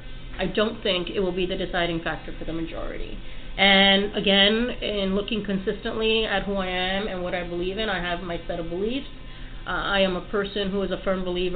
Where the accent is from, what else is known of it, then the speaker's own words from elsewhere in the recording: Puerto Rico; moved away as an adult; now in New York City, United States; I was born on the island